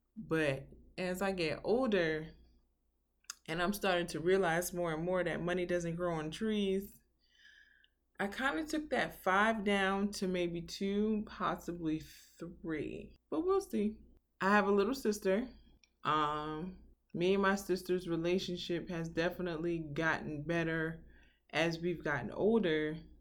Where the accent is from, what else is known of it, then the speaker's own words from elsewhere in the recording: New York City, New York, United States; Born and raised in Brooklyn, New York